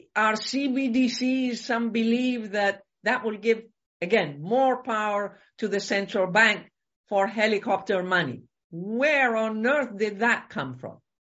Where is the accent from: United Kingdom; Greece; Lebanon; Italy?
Greece; I come from Greece